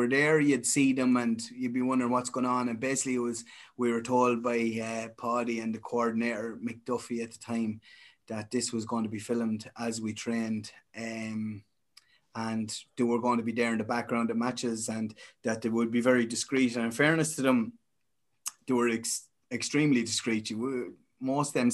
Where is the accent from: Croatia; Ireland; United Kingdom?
Ireland; Castletown Geoghegan, Westmeath, Leinster; I'm from Castlelongegan here